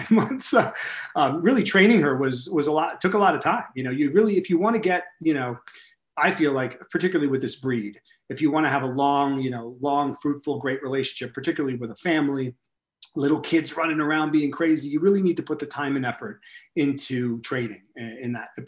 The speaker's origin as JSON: {"language": "English", "town": "New York City", "region": "New York", "country": "United States", "tie": "born or raised there", "moved": "yes", "said": "my hometown of New York City, where I grew up"}